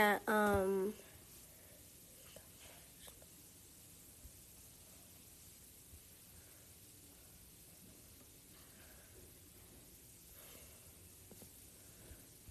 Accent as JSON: {"language": "English", "town": "Charlotte", "region": "North Carolina", "country": "United States", "tie": "born or raised there", "said": "I go to a great school here in my hometown of Charlotte, NC"}